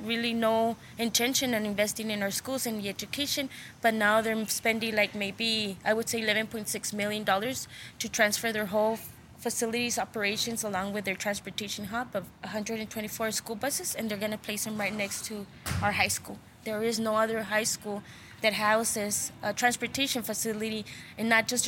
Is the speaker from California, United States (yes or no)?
no; El Paso, Texas, United States; I grew up in El Paso. And I also grew up in this barrio, in this barrio Chamizal